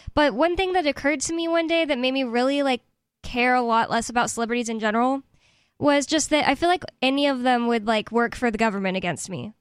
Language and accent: English; United States; I'm American